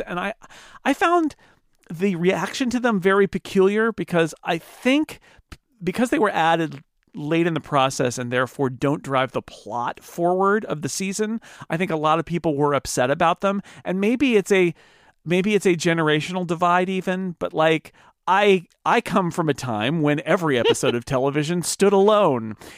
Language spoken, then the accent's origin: English; United States; as an American